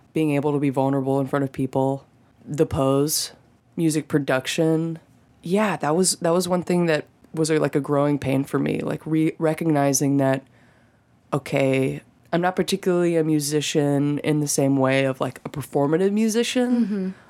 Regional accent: Birmingham, Alabama, United States; moved away as an adult; now in Nashville, United States; I grew up in Birmingham, Alabama.

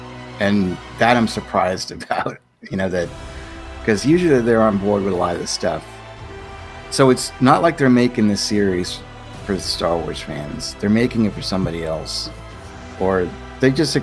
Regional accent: United States; as an American

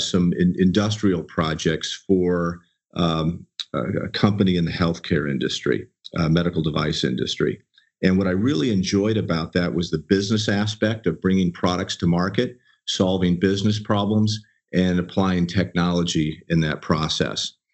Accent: Southern California, United States; I was a native. I was born and raised here. And though I've traveled and lived in a lot of places as a consultant with Accenture, I've always called Southern California home

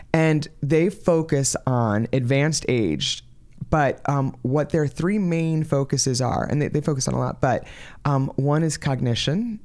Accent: New York, United States; moved away as an adult; also born or lived in Florida; I, um, am originally from New York, so I'm from the East Coast of the country

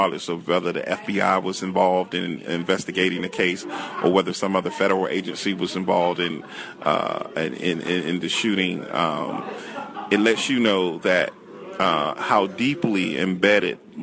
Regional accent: Washington, District of Columbia, United States; I went to Blue and McKinley High Schools here in the District of Columbia, and I grew up on Martin Luther King Avenue.

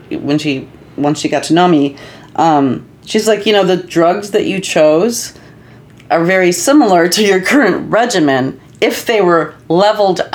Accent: Libertyville, Illinois, United States; also born or lived in Minnesota; I'm from Libertyville

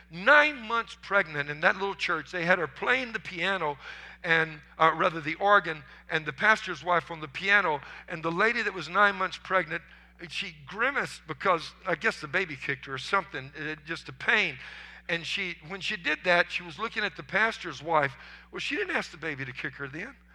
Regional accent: Louisiana, United States; I was raised in marshes in Louisiana where they used hand-carved wooden decoys

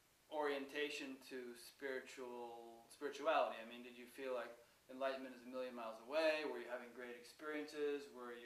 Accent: Connecticut, United States; I'm from Connecticut.

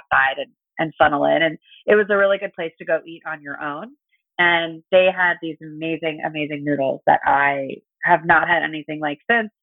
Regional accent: Los Angeles, California, United States; also born or lived in Santa Cruz; I am from California, from Los Angeles

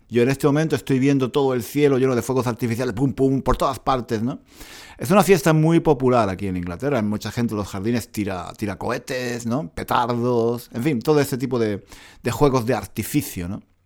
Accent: Granada, Andalusia, Spain; moved away as an adult; now in London, United Kingdom; Granada, en España, paseando por las calles de mi antigua ciudad, mi ciudad natal.

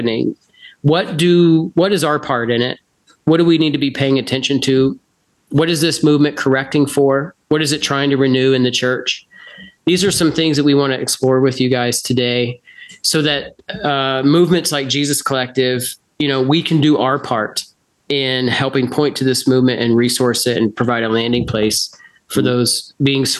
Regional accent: United States; moved away as an adult; now in Canada; As an American who moved to Canada, I live in Canada

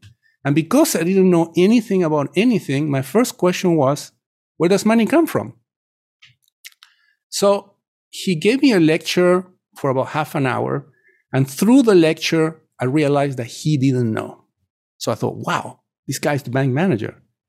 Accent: Chile; English is a second language; moved away as an adult; now in United States; You know, I come from Chile. At the time when I was growing up in the 70s, the inflation index was published pretty much twice a week on all major newspapers in my country.

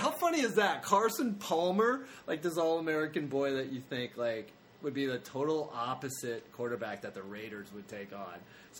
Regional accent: Canada; Canada. I'm Canadian.

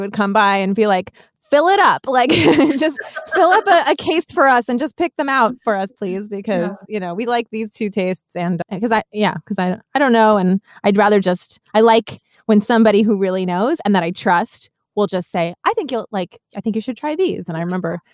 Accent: New York City, New York, United States; I grew up in New York City.

